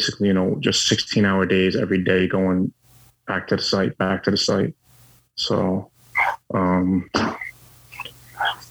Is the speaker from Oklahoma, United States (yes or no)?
no; New York, United States; I was born and bred in New York